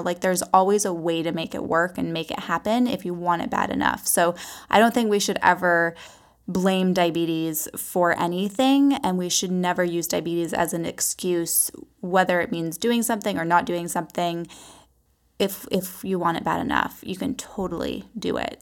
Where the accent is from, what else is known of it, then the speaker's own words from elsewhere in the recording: Vancouver Island, British Columbia, Canada; moved away as an adult; also born or lived in Los Angeles; I was born and raised on Vancouver Island, British Columbia, Canada.